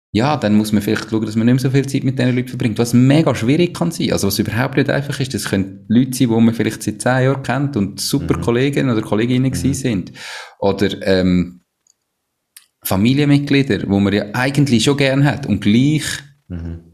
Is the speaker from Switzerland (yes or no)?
yes; Switzerland; sind wir Schweizer